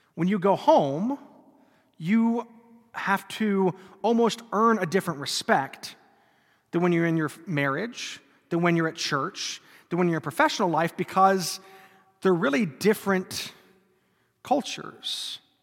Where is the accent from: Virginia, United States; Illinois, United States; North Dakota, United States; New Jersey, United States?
North Dakota, United States; I grew up in North Dakota